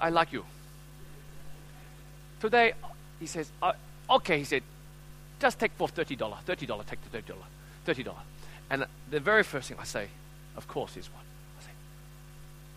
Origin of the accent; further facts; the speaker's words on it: Australia; I'm from Australia.